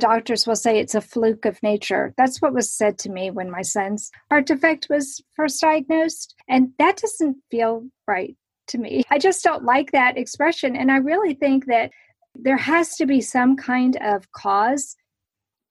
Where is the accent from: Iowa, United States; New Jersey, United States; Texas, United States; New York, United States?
Texas, United States; I am a Texan too